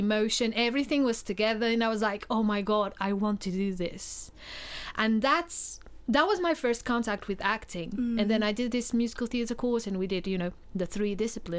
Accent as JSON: {"language": "English", "country": "Portugal", "moved": "yes", "said": "I am originally from Portugal"}